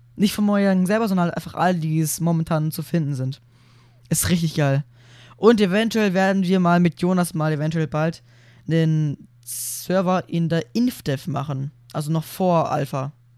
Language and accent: German; Germany; bei uns in Deutschland